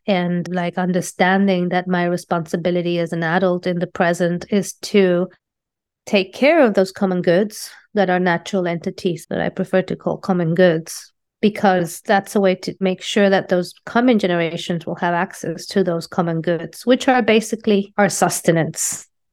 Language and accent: English; Colombia; moved away as an adult; also born or lived in London, United Kingdom / Puerto Rico / New York, United States; now in Los Angeles, United States; I was born in London in 1978 from Colombian parents. And uh, I moved back to Colombia when I was six years old. I went to art school in Colombia